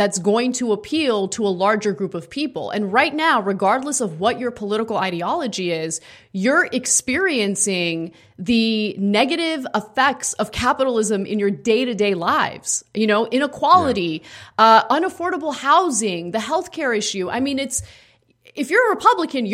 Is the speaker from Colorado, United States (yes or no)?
no; Los Angeles, California, United States; born and raised in Los Angeles, I've lived in Los Angeles my entire life